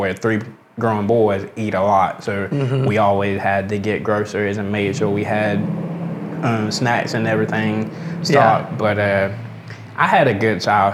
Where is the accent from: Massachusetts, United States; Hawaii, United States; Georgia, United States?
Georgia, United States; Americus; I was born, raised here, been here all my life.